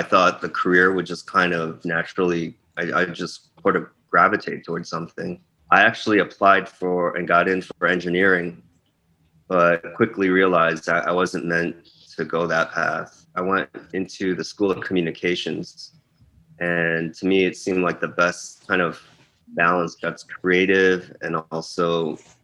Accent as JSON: {"language": "English", "town": "Chicago", "region": "Illinois", "country": "United States", "tie": "born or raised there", "also_born_or_lived": "Korea", "said": "I grew up in Korea, lived in Chicago when I was 3. I grew up in the Chicago area, most of my growing up in the suburbs there, like the west suburbs"}